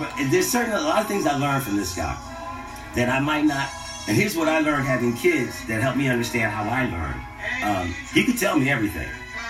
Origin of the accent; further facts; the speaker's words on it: Philadelphia, Pennsylvania, United States; moved away; We grew up in North Philadelphia